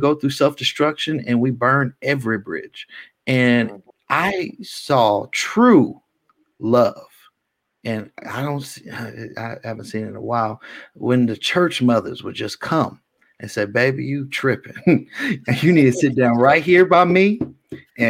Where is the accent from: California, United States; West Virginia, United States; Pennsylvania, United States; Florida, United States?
California, United States; Richmond; also born or lived in Antioch, California; I'm from South Richmond